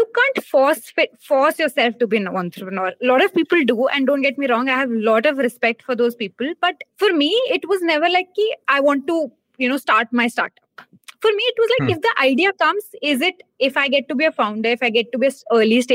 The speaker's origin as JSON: {"language": "English", "town": "Hisar", "region": "Haryana", "country": "India", "tie": "born or raised there", "also_born_or_lived": "Delhi", "moved": "as an adult", "said": "I come from Hisar, Haryana. That's where I was born and then brought up. That's where I did my schooling."}